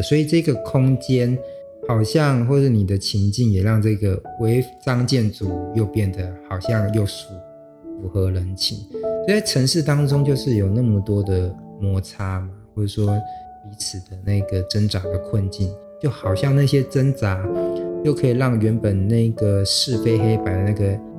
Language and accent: Chinese; Xinzhuang, New Taipei, Taiwan; 因为我老家就在新庄嘛